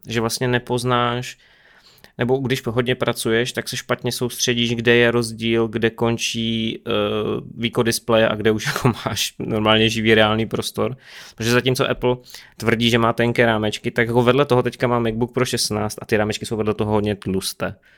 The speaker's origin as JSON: {"language": "Czech", "country": "Czechia", "said": "my jsme Češi"}